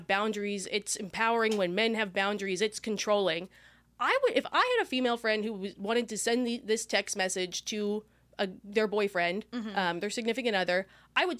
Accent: California, United States; we're from California

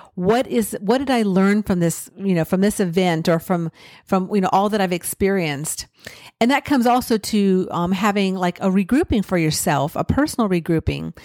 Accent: California, United States; I grew up in California

